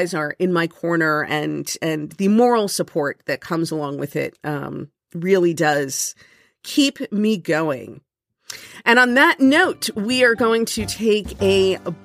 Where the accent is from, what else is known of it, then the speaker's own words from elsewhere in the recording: Miami, Florida, United States; growing up in Miami where it's warm all year round.